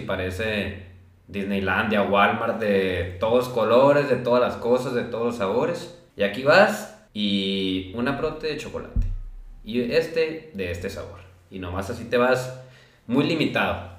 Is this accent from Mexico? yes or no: yes; Los Mochis, Sinaloa, Mexico; now in Guadalajara, Mexico; soy de aquí de Los Mochis, actualmente estoy en Guadalajara